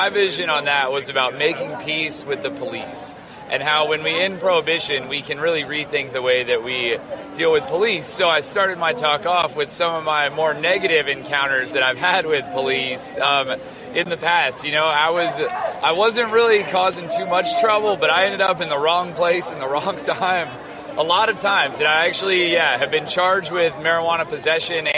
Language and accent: English; Farmington, New Mexico, United States; I'm from Farmington, New Mexico